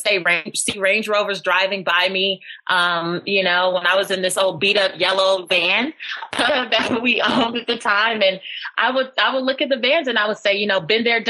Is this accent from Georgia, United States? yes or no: no; Los Angeles, California, United States; I grew up in South Central Los Angeles in the hood